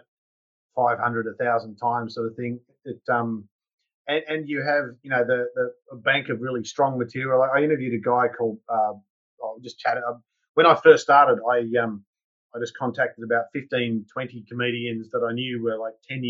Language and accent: English; Newcastle, New South Wales, Australia; also born or lived in United Kingdom; now in Noosa, Australia; I'm originally from a town called Newcastle, which is about 2 hours north of Sydney.